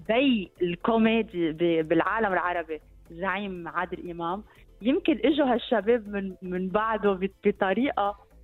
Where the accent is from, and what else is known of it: Lebanon